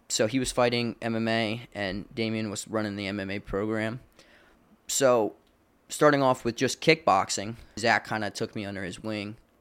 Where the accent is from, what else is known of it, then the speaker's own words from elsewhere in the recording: Landisville, Pennsylvania, United States; I grew up in, uh, in Lancaster, Pennsylvania, uh, in a little town called Landisville